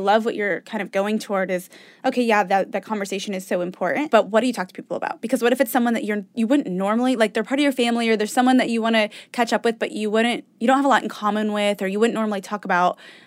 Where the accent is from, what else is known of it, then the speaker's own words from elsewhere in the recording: Indiana, United States; we're from Indiana